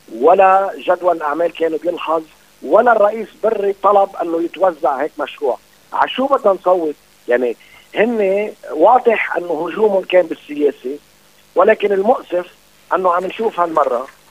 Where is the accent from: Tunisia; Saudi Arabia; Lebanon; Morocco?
Lebanon; انا كدوله لبنانيه